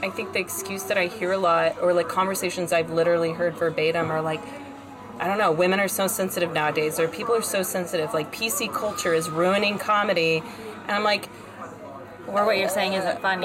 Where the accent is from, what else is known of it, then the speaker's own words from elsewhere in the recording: South Carolina, United States; now in New York, United States; I grew up in South Carolina, the South.